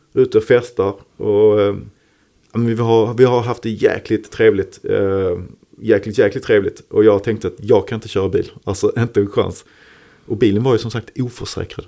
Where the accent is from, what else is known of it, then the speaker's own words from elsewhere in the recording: Malmö, Skåne, Sweden; Holma som var lite mina neighborhoods, där jag är född och uppvuxen. Lindeborg ja. bodde jag när jag växte upp.